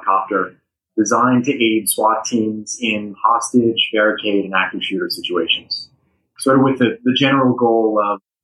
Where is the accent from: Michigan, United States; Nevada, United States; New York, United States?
Nevada, United States; Las Vegas; the October 1 shooting also happened in Las Vegas, which was my hometown